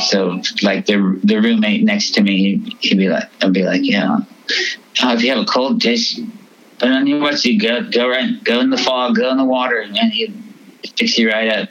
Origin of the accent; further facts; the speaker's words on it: Fresno, California, United States; also born or lived in North Sydney, Australia / Philippines / San Luis Obispo, California; I was moving back from Philippines to Australia and then moved to Fresno